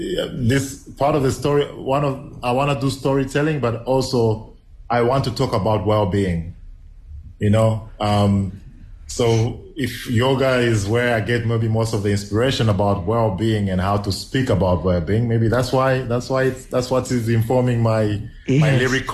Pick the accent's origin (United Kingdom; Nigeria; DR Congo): DR Congo; first language Swahili; English is a second language; Okay, so Yote is in Kiswahili. I'm Swahili speaking from South Congo.